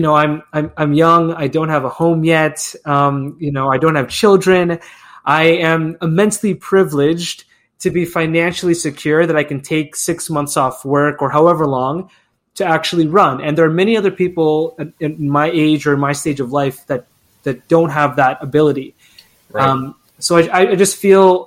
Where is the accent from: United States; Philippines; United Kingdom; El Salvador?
Philippines; now in Canada; I'm Filipino Canadian and an immigrant